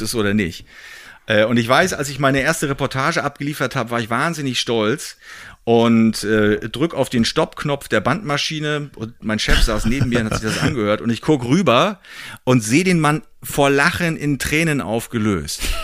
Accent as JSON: {"language": "German", "region": "East Germany", "country": "Germany", "tie": "born or raised there", "said": "ich bin ja im, im Osten geboren worden, habe die DDR noch ein bisschen miterlebt"}